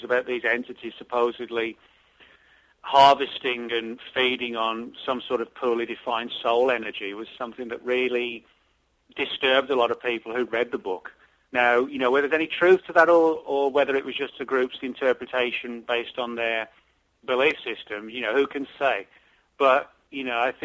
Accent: England, United Kingdom; moved away; growing up in England, from that era when Hammer films were sort of really the rage

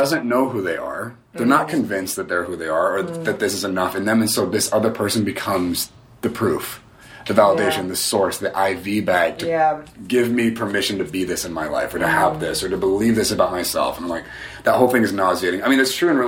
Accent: United States; just given my upbringing, especially being American

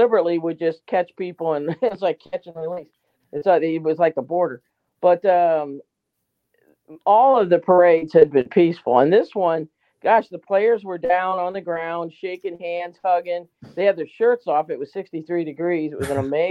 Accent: St. Louis, Missouri, United States; also born or lived in Kansas City; I'm from St. Louis, but I did live some time in Kansas City

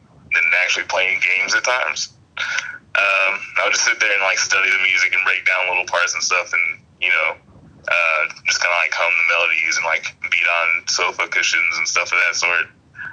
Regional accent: Alabama, United States; also born or lived in Massachusetts; I was born in Massachusetts, raised in Alabama

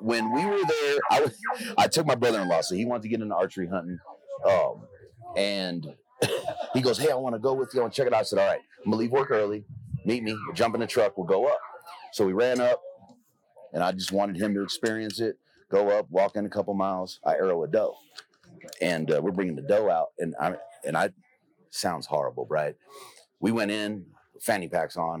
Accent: Los Angeles, California, United States; moved away; I grew up in South Central

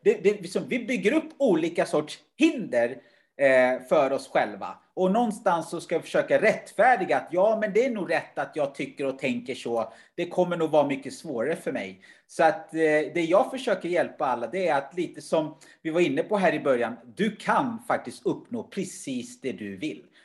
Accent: Uganda; born there; Självklart har jag då perspektivet eftersom jag var född i Uganda och vet hur kanske andra har det och hur tufft det skulle kunna vara.

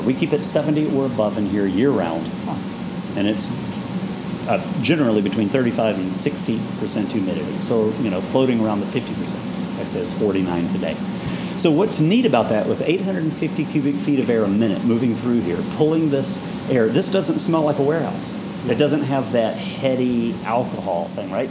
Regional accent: Bowling Green, Kentucky, United States; growing up in Kentucky

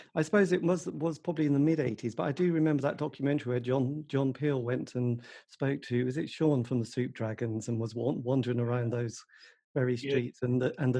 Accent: East Anglia, East of England, United Kingdom; I come from East Anglia.

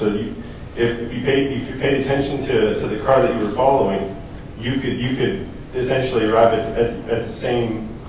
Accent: Texas, United States; So I'm a transplant from Texas

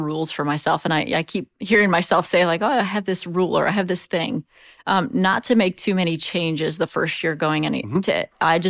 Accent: Auburn, Indiana, United States; from DeKalb County. And they'd go, oh, where's that? And I'd say Auburn, Indiana.

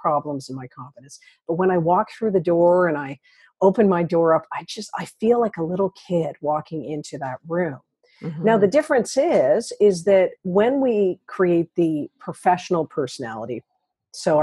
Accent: Toronto, Ontario, Canada; I'm from Toronto

